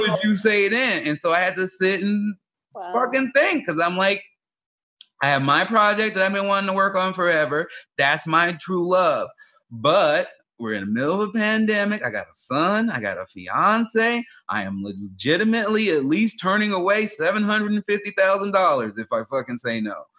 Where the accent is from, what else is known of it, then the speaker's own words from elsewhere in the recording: Chicago, Illinois, United States; moved away; also born or lived in Oregon; I grew up in South Side of Chicago and moved to Oregon